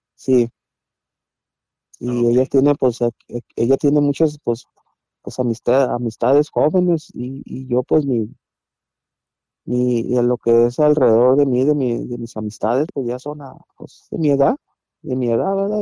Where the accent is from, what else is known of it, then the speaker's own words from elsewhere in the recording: Mazatlán, Sinaloa, Mexico; moved away; yo soy de Mazatlán, de Mazatlán, Sinaloa, yo soy allá